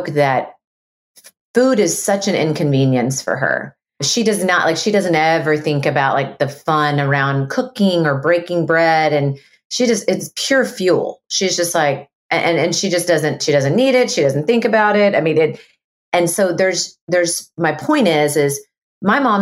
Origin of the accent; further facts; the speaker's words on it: Texas, United States; I'm a Texan